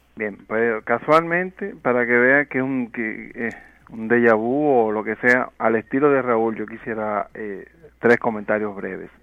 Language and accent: Spanish; Dominican Republic; nosotros como dominicanos